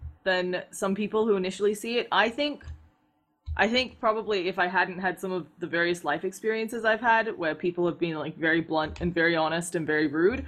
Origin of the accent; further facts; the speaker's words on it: Adelaide, South Australia, Australia; now in Seattle, United States; I grew up in this, it's a capital city, but it's a pretty small town called Adelaide. It's the capital of South Australia.